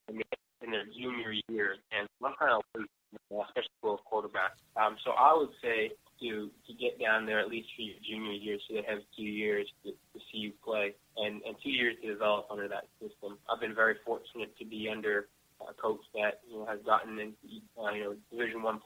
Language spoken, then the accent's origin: English; Canada; now in Alabama, United States; I'm still Canadian